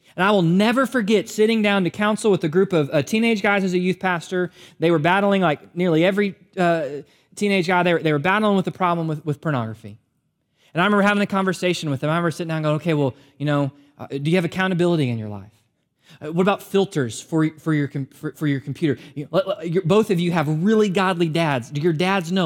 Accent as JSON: {"language": "English", "country": "United States", "said": "as American believers"}